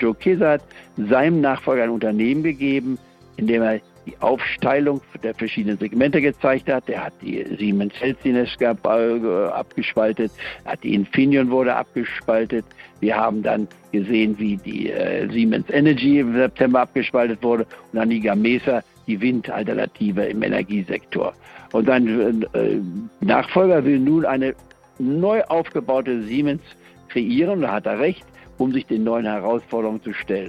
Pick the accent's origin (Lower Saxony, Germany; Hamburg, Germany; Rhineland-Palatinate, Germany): Lower Saxony, Germany; Goslar; also born or lived in Leipzig; Ich bin ja in Leipzig geboren 1943, aber bin dann Ende der 40er äh, Jahre, ich war in Goslar im Harz, hatten meine Eltern sich niedergelassen als Mediziner und da bin ich also aufgewachsen in der Reichsfreien und Bauernstadt